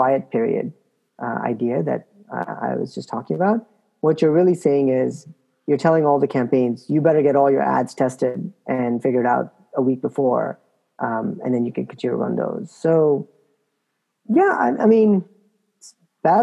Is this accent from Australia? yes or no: no; Canada; moved away; I'm originally Canadian